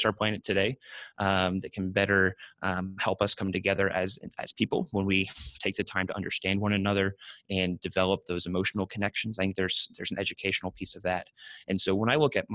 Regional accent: Austin, Texas, United States; I grew up in Austin, Texas

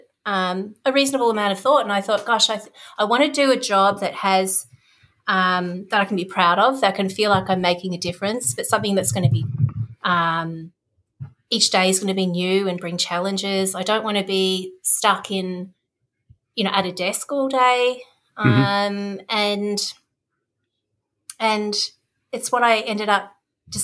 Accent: Darwin, Northern Territory, Australia; moved away as an adult; also born or lived in Victoria, Australia; I grew up in Darwin, which is in the Northern Territory, right at the top of Australia, in the tropics

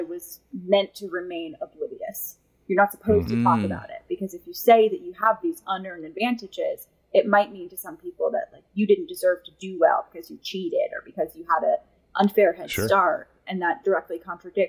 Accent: New York, United States; I'm from New York.

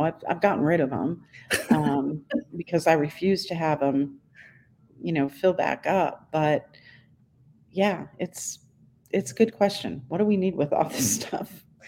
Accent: Northeast, United States; now in Charleston, United States; I grew up in the Northeast

